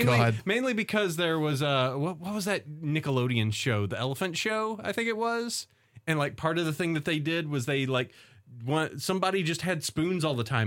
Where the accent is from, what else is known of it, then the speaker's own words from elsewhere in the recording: the South, United States; And also the fact that there is, from growing up in the South, there is some horrible, like, genetic code